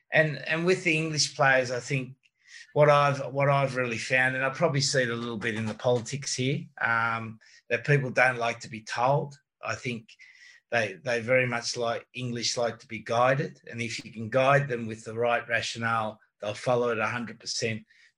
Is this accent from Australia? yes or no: yes; Australia; And being an Australian, we swear quite a lot.